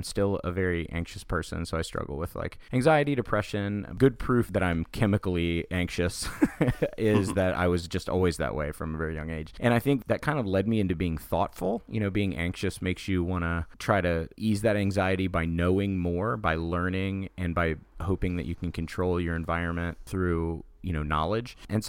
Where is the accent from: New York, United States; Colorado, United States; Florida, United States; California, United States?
Florida, United States; Daytona Beach; I grew up in Daytona Beach, Florida, which is a very interesting place to grow up